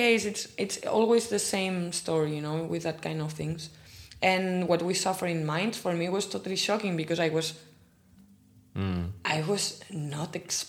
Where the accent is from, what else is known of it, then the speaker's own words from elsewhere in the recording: Catalonia, Spain; accent: Catalan; first language Catalan; English is a second language; moved away as an adult; now in Frankfurt, Germany; as a Catalan, I mean, I talk Spanish and Catalan, and I'm always talking in Catalan